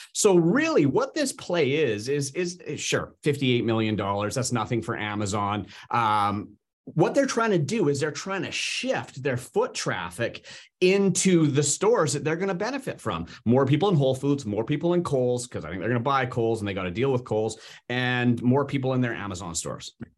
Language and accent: English; Canada; I'm Canadian